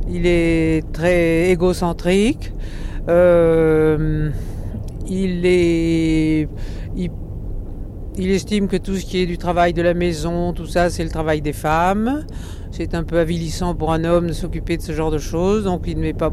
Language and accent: French; Marseille, Provence-Alpes-Côte d'Azur, France; nous sommes tous les deux marseillais.